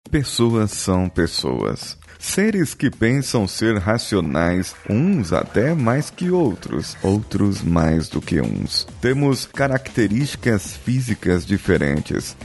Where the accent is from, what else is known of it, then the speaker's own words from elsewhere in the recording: São Paulo, Brazil; Uma pessoa que nasceu na zona leste de São Paulo, como eu, e viveu no tempo da sua infância